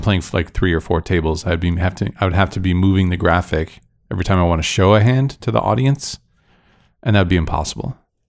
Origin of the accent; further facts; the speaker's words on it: Michigan, United States; now in Las Vegas, United States; Because it's what I grew up on. In Michigan